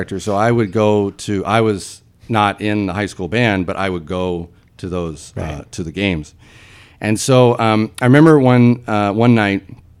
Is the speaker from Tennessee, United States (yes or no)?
yes; Nashville, Tennessee, United States; Yeah, so I'm from Nashville, Tennessee, and I grew up, in the city. I went to public high school